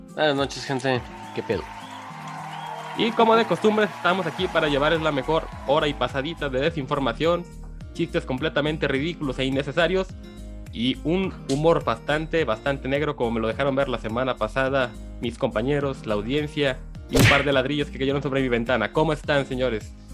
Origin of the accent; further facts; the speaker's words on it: Mexico; en un pueblo cercano al rancho donde yo nací